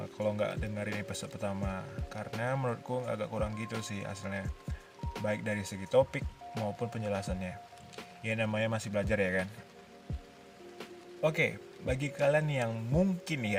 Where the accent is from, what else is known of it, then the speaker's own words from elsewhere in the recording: Duri, Riau, Indonesia; born there; aku lahir di Duri pada tahun 1999. Aku lahir pada bulan puasa waktu itu.